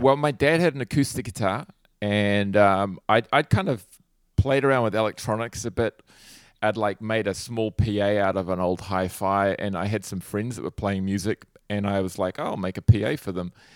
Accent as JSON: {"language": "English", "region": "Hawke's Bay", "country": "New Zealand", "tie": "born or raised there", "said": "I grew up in Hawke's Bay, which is like a, it's a sort of a region about halfway up the North Island in New Zealand on the East Coast"}